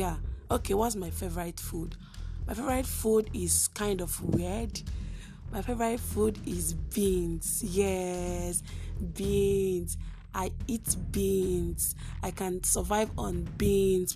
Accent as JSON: {"language": "English", "region": "Imo", "country": "Nigeria", "said": "I'm from Nigeria. And most importantly, I'm from Imo State, the best state in the eastern part of Nigeria"}